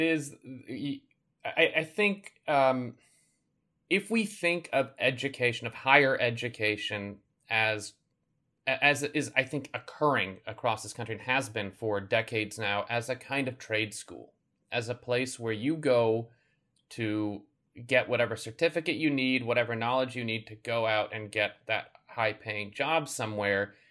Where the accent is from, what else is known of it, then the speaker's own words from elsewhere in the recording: Chicago, Illinois, United States; Growing up in Chicago in the eighties and nineties